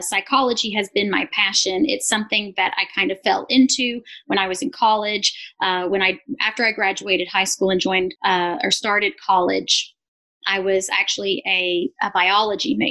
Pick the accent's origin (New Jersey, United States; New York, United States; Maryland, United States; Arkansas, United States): Arkansas, United States; also born or lived in Israel; We primarily lived in Arkansas. We've lived in a few other places, but for the most part, I grew up in Arkansas, in the Bible Belt